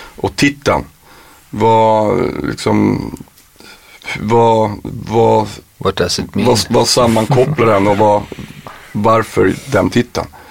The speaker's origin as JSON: {"language": "Swedish", "town": "Piteå", "region": "Norrbotten County", "country": "Sweden", "said": "Jag är från Pit, Strömnäs, Piteholm"}